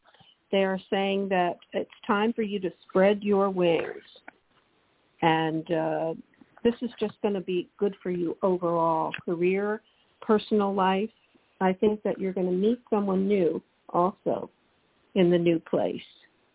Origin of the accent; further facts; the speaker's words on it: New Jersey, United States; moved away; I'm from New Jersey in the tri-state area.